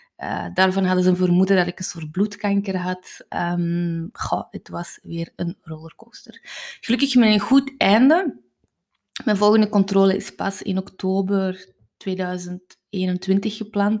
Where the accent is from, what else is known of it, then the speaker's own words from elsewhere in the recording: Kempen, Flanders, Belgium; Ik ben van de Kempen